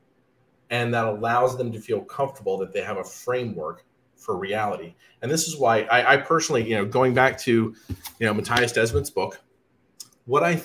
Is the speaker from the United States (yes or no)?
yes; Alabama, United States; I grew up in Alabama